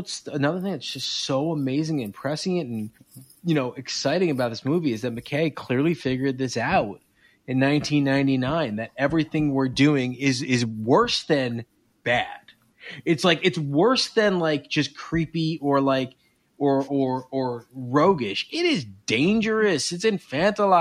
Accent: East Coast, United States; I'm from the East Coast

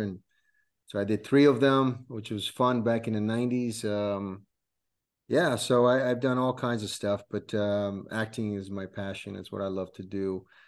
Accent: Rome, Lazio, Italy; also born or lived in California / New York; now in Florida, United States; I was born in Rome, Italy, uh, and then, uh, me, myself and my family moved to the coun-, to this country in nineteen eighty-five.

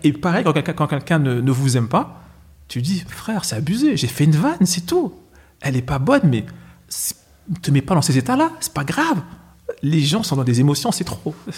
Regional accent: Villiers-le-Bel, Île-de-France, France; je suis de Villiers-le-Bel

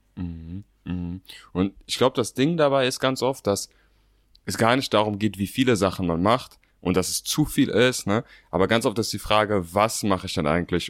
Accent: Berlin, Germany; Ich bin 27 Jahre alt, bin Berliner und bin Co-Founder der Motivation Bros.

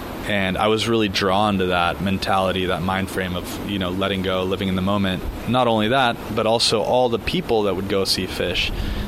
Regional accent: United States; because growing up in America, I didn't have the family infrastructure that I would have had in Argentina.

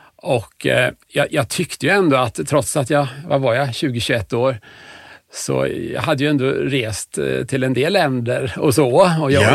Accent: Huskvarna, Jönköping County, Sweden; also born or lived in Stockholm; är jag uppväxt i Huskvarna.

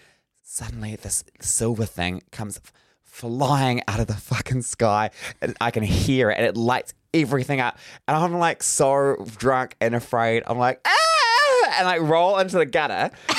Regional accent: Northland, New Zealand; I'm from Northland.

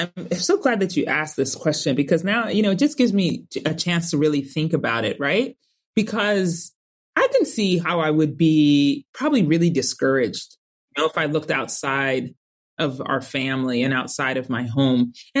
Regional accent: Colorado Springs, Colorado, United States; my best friend was Summer growing up in Colorado Springs, Colorado.

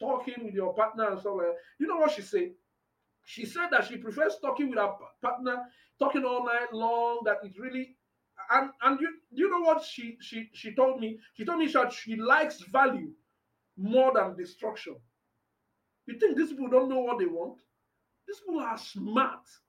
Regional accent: Anambra, Nigeria; I'm from Anambra

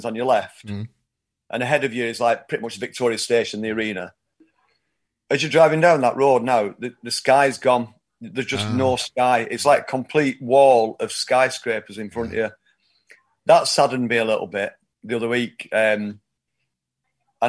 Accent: Oldham, North West England, United Kingdom; I've grown up here, and I'm from Oldham, which is 8 miles north of Manchester, but very much part of the greater Manchester area

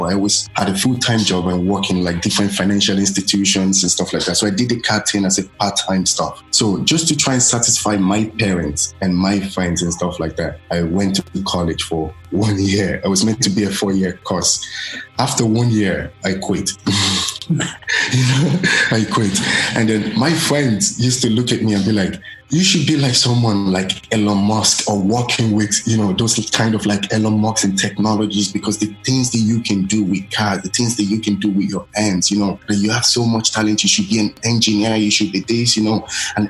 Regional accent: Ireland; also born or lived in Nigeria; Growing up in Ireland is a little bit difficult actually. So let me just say, first of all, I don't have a degree. So I did go to school in Ireland. I didn't go to primary school in Ireland. I went to primary school in Nigeria because I was very young then.

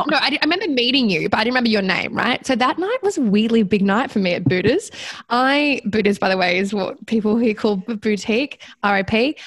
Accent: Sydney, New South Wales, Australia; I was from Sydney, obviously.

